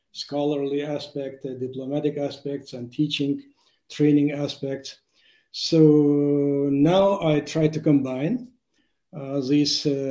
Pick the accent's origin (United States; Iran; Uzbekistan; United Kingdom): Uzbekistan; Tashkent; English is a second language; I was born in Tashkent, and I have a scholarly background